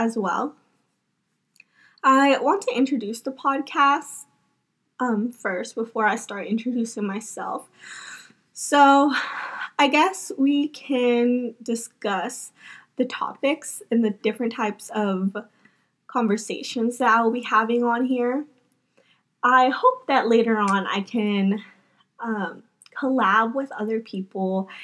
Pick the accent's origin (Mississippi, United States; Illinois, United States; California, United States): Mississippi, United States; I was born and raised here in Mississippi